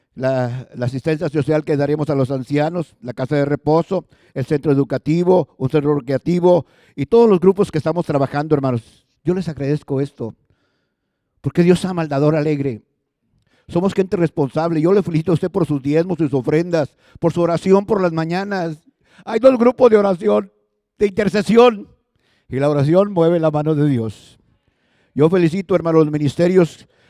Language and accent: Spanish; Los Ramones, Nuevo León, Mexico; Yo me acuerdo de mi infancia. Yo soy de los Ramones